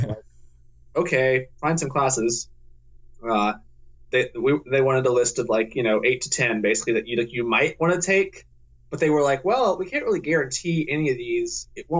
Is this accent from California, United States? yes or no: no; Tennessee, United States; Worcester's in Ohio. I'm from Tennessee.